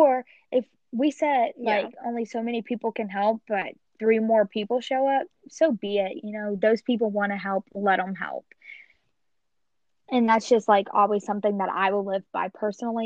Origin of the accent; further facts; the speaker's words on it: Kentucky, United States; Kentucky, you know, is where I grew up. That was my hometown.